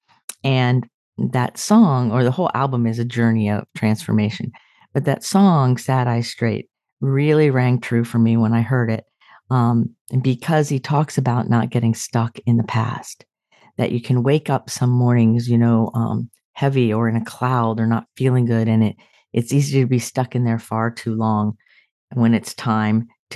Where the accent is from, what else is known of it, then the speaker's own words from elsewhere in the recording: Sarasota, Florida, United States; moved away; when I go home to my hometown, Sarasota, I drive by my childhood home